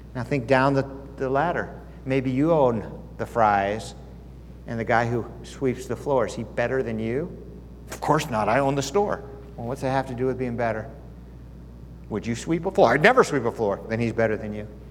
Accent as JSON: {"language": "English", "country": "United States", "also_born_or_lived": "California / Arizona", "said": "I was from America and I used to live in California, I live in Arizona"}